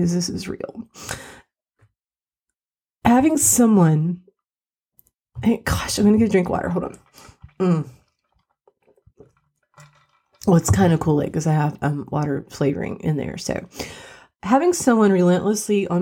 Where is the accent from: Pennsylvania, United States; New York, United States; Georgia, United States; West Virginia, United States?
West Virginia, United States; also born or lived in Morris, Illinois / Joliet, Illinois; Our mom and dad's parents were in West Virginia, which is where we ended up moving back to.